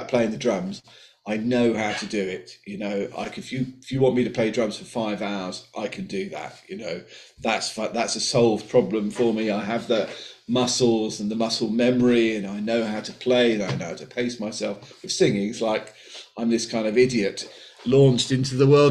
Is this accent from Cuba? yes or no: no; Colchester, East of England, United Kingdom; I grew up in Colchester